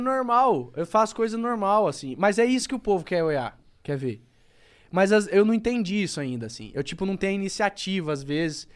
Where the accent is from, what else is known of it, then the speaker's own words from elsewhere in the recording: Campo Grande, Mato Grosso do Sul, Brazil; eu sou um cara de Campo Grande, sou do Mato Grosso do Sul.